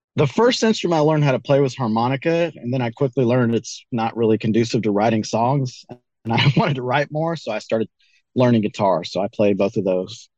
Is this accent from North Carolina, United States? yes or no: yes; North Carolina, United States; also born or lived in Colorado; now in Joplin, Missouri, United States; I grew up in North Carolina